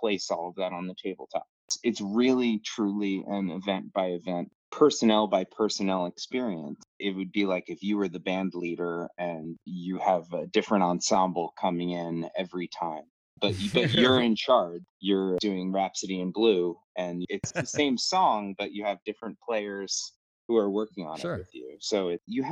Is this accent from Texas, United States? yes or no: no; Jersey Shore, New Jersey, United States; also born or lived in New York City; I grew up at the Jersey Shore.